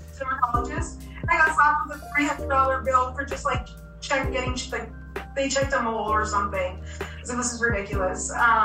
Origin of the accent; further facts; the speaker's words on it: Toronto, Ontario, Canada; now in Boston, United States; No, I'm from Toronto